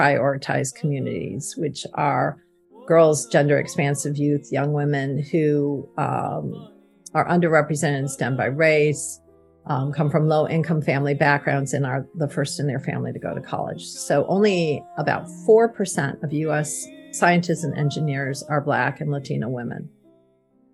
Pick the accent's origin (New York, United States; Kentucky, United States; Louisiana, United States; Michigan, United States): Michigan, United States; Ann Arbor; I grew up in Ann Arbor, Michigan